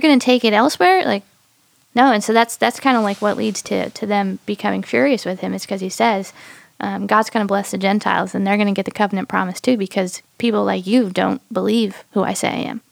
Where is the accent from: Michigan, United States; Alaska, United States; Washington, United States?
Michigan, United States; now in South Elgin, United States; This has been my hometown for the longest time. Before that, it was Michigan.